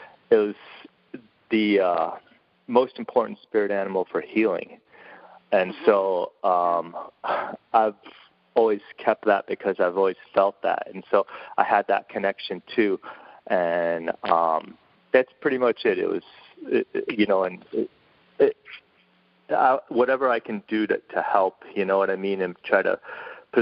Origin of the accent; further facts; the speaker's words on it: Chicago, Illinois, United States; moved away as an adult; now in Los Angeles, United States; even when I moved to L.A., I'm originally from Chicago